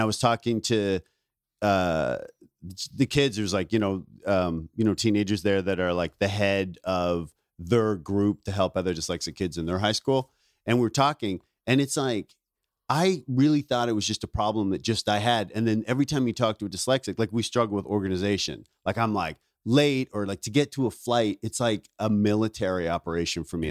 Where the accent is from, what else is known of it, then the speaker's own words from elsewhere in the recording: Ontario, Canada; moved away; also born or lived in Vancouver; I grew up in Ontario, but I started comedy in Vancouver.